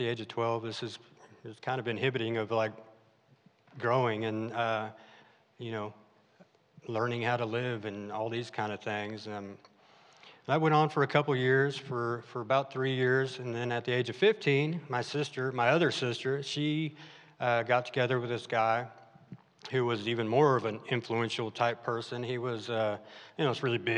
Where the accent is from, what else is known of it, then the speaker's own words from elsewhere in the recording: Arkansas, United States; also born or lived in California; my family moved out to Arkansas, which I loved